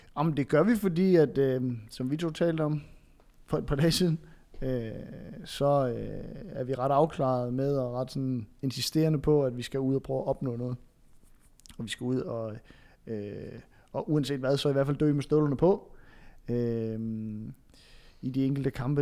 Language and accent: Danish; Funen, Southern Denmark, Denmark; som Fynbo